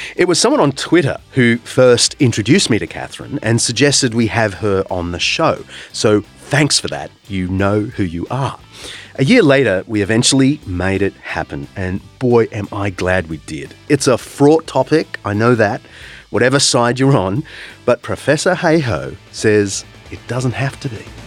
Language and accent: English; New South Wales, Australia; born or raised there